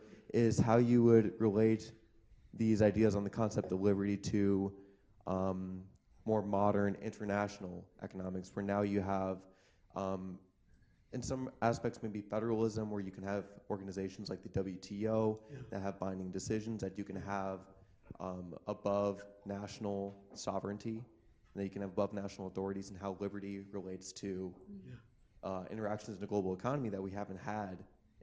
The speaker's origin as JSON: {"language": "English", "town": "Omaha", "region": "Nebraska", "country": "United States", "said": "I'm from Omaha, Nebraska. I'm a master's student in the International Development Department."}